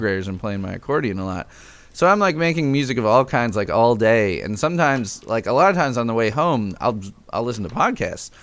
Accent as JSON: {"language": "English", "town": "Chicago", "region": "Illinois", "country": "United States", "tie": "born or raised there", "moved": "yes", "lives_now": "Lafayette, United States", "said": "I grew up in Chicago"}